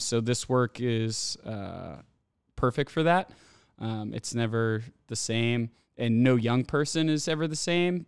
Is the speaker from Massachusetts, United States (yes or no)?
yes; Andover, Massachusetts, United States; growing up in Andover